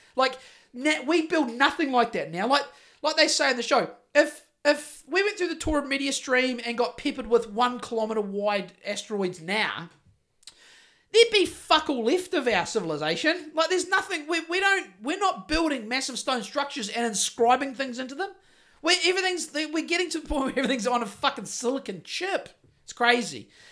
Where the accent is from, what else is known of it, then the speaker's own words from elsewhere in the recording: Greymouth, West Coast, New Zealand; Growing up in Greymouth in the fucking early eighties